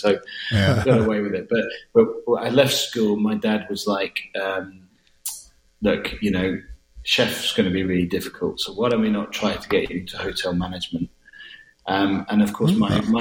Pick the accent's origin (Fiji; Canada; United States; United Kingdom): United Kingdom; the north of England; moved away; also born or lived in Scotland; I was born in Scotland and brought up in the north of England and ended up my school life down in the south of England